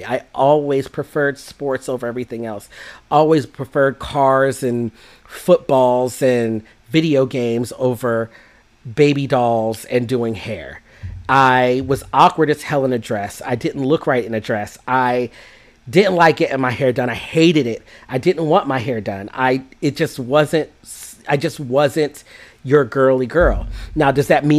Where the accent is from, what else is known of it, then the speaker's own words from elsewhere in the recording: Jamaica; I'm Jamaican